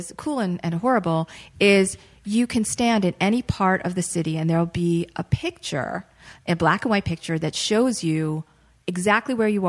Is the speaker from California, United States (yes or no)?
no; Boston, Massachusetts, United States; moved away; also born or lived in New York State; I'm originally from the Boston area.